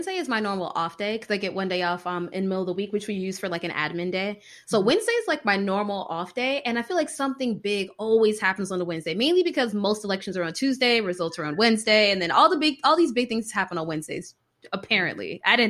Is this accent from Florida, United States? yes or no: yes; Florida, United States; For me, the Floridian, it was a lot.